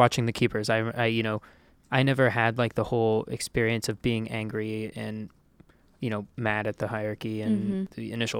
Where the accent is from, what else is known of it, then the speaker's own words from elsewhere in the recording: Ohio, United States; I grew up in Ohio, and the church was sort of there, but I went to public school.